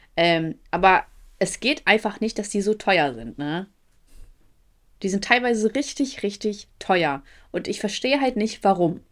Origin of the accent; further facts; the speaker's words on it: Ukraine; moved away; ich komme aus der Ukraine